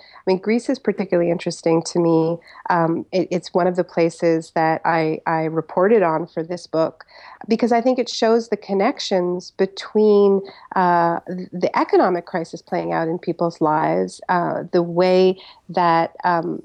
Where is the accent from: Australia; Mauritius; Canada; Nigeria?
Canada; I'm Canadian